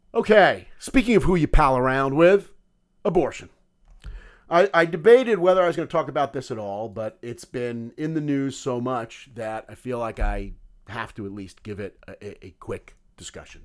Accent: United States; I grew up Jewish in America

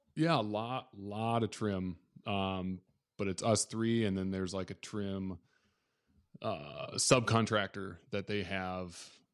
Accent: Southwest Minnesota, United States; I grew up in Southwest Minnesota, a tiny town of about twelve hundred people

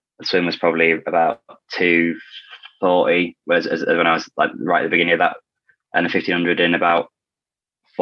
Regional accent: Ilkley, Yorkshire and the Humber, United Kingdom; I grew up in Ilkley, just like north of Leeds.

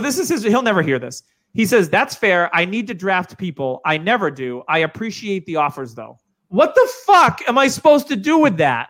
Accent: New Hampshire, United States; moved away; I don't have a Boston accent. I'm originally from New Hampshire

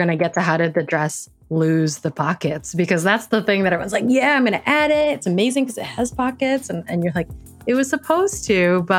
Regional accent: United States; I grew up in America.

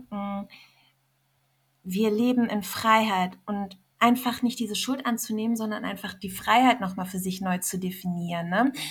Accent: Iran; also ich als Iranerin habe ihr so viel zu verdanken

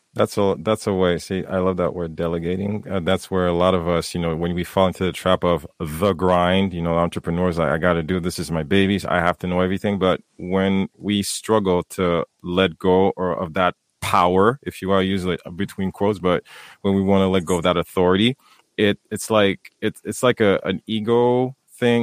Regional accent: Haiti; moved away; myself growing up in Haiti

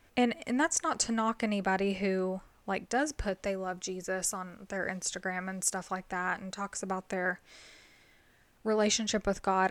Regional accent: the South, United States; I'm from the South

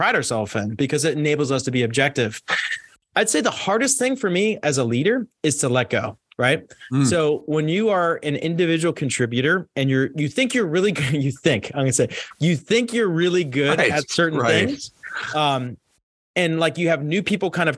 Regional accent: Pittsburgh, Pennsylvania, United States; I grew up in Pittsburgh, Pennsylvania.

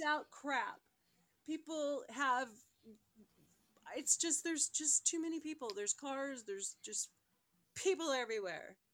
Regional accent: California, United States; also born or lived in Colorado; now in Denver, United States; I grew up in California

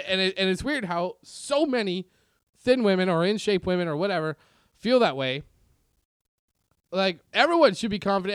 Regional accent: Canada; moved away; also born or lived in Reseda, California; Growing up in Canada

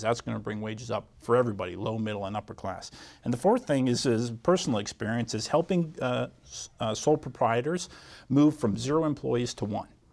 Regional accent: Essex Junction, Vermont, United States; Global Foundries in my hometown in Essex Junction

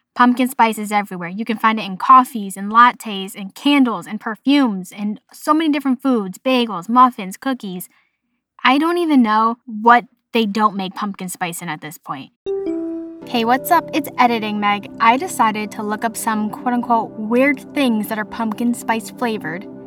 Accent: Boston, Massachusetts, United States; accent: Boston; my Boston accent

